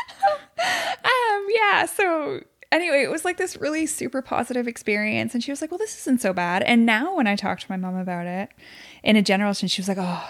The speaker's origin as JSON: {"language": "English", "town": "Quebec City", "region": "Quebec", "country": "Canada", "moved": "yes", "lives_now": "Ottawa, Canada", "said": "I'm from Quebec City."}